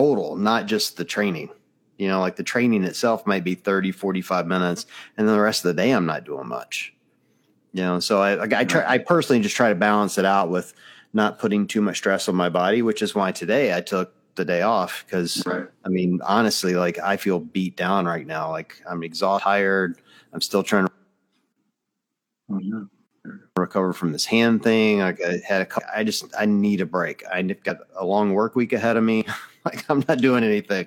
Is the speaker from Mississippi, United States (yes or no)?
yes; Mississippi, United States; now in Ohio, United States; I'm from Mississippi